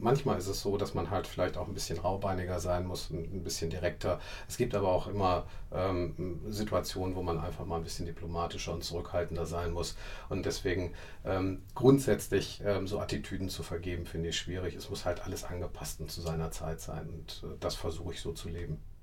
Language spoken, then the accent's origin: German; Essen, North Rhine-Westphalia, Germany; ich wohne auch weiterhin gerne in Essen, weil Essen ist meine Heimatstadt